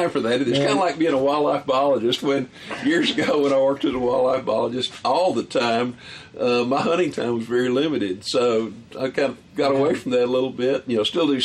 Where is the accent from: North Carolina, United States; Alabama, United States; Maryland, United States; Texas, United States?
Texas, United States; Colorado County; When I was a little kid and growing up in Texas, just back off of the gravel hills, just off of the Gulf Coast Prairie there in Colorado County